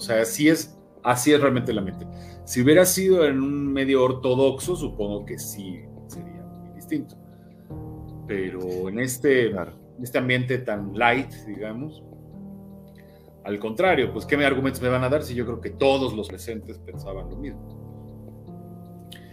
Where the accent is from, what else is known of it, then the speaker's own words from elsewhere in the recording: Mexico; aquí no salen rabinos mexicanos, no sé por qué, entonces los, los importamos de Argentina